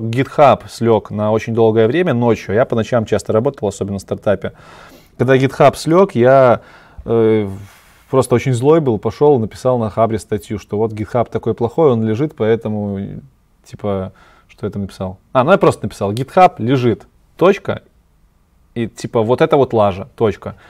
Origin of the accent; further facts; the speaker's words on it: Belarus; я белорус, и я обычно говорю Беларусь